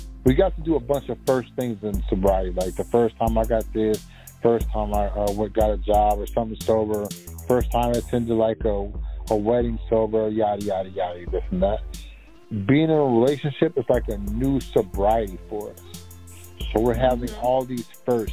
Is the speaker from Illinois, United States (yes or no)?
no; Maryland and D.C., United States; moved away; also born or lived in Washington, D.C.; I'm from Maryland and D.C.